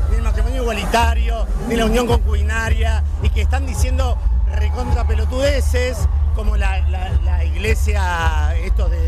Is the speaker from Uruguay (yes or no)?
yes; Uruguay; somos uruguayos